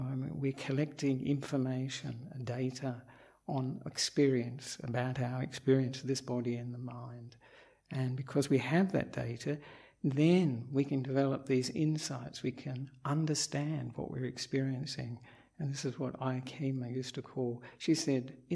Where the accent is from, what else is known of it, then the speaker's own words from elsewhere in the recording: Australia; moved away as an adult; also born or lived in Perth, Western Australia; now in Sri Lanka; I am an Australian monk